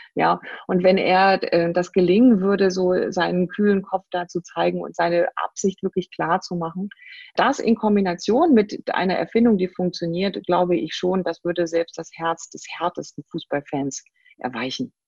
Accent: Rhine-Main-Neckar area, Rhine-Neckar area, Germany; Ich komme aus der Gegend hier Rhein-Main-Neckar

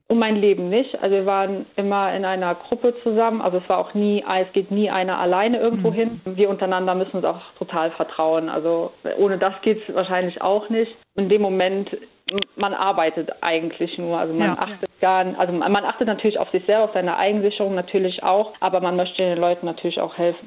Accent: Andernach, Rhineland-Palatinate, Germany; ich bin jetzt in Andernach am Rhein aufgewachsen

